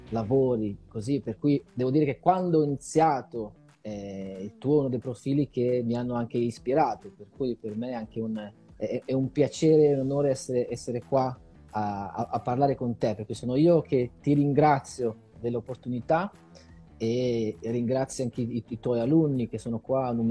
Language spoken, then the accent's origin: Italian; Italy; moved away as an adult; also born or lived in Ireland; now in Brazil; io sono arrivato in Brasile per caso, ti dico la verità, nel senso che eh, io ho vissuto in Italia fino a quando avevo eh, 27 anni, poi ho deciso di andare a vivere in Irlanda